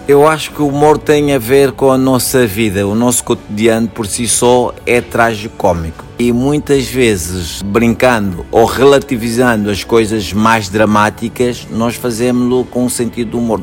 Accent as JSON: {"language": "Portuguese", "town": "Luanda", "region": "Luanda Province", "country": "Angola", "tie": "born or raised there", "said": "nasci em Angola, em Luanda"}